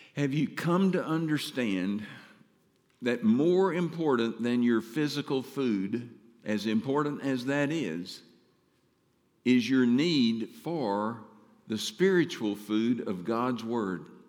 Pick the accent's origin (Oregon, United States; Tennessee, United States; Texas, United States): Texas, United States; Mount Pleasant; moved away as an adult; I'm from Mount Pleasant